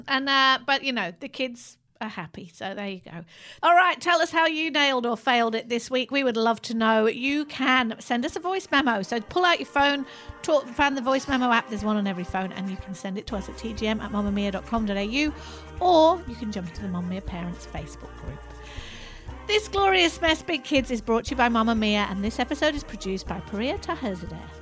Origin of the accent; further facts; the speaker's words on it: Manchester, North West England, United Kingdom; moved away as an adult; also born or lived in London; I was moving from Manchester to go to uni in London.